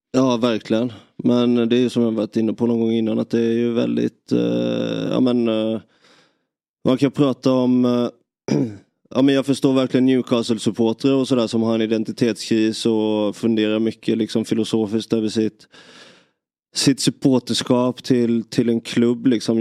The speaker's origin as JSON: {"language": "Swedish", "town": "Nybro", "region": "Kalmar County", "country": "Sweden", "said": "man är hemma i Nybro"}